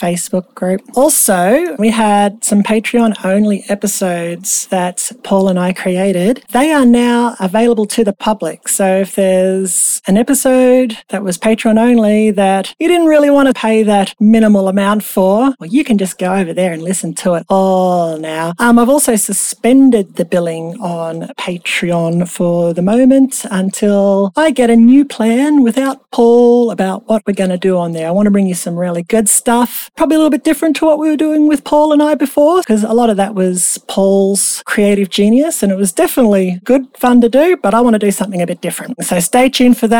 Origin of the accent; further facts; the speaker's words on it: Australia; I'm an Australian